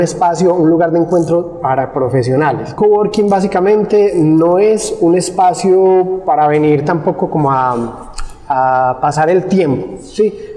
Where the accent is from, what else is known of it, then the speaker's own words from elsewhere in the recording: La Unión, Antioquia, Colombia; also born or lived in Medellín; inicialmente yo había vivido muchos años en, pues, aquí en el Oriente, más exactamente en el municipio de La Unión. De allí culminé mis estudios y me fui a vivir a Medellín, mis estudios de colegio